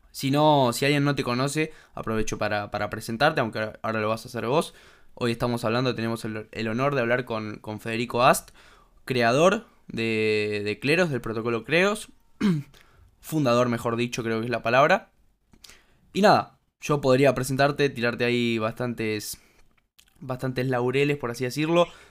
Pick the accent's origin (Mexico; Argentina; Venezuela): Argentina; como argentinos